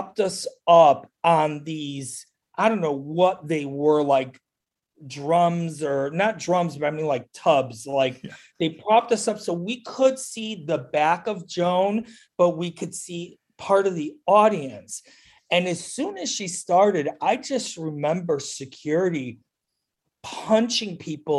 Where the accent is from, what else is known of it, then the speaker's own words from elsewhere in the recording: Chicago, Illinois, United States; I grew up here. I mean, I've been here since I was 2 years old